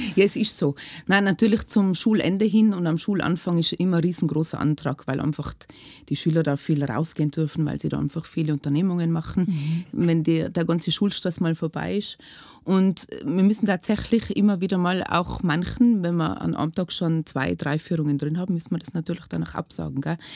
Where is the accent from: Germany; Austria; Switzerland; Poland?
Austria; Lechtal, Tyrol; Aus dem Lechtal